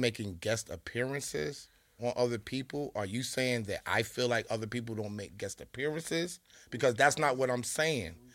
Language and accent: English; New York City, New York, United States; I'm from Queens, okay? I'm the most Queens nigga on this YouTube